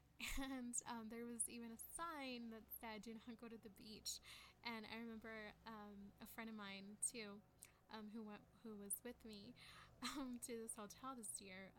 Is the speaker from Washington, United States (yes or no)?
no; San Antonio, Texas, United States; I'm from San Antonio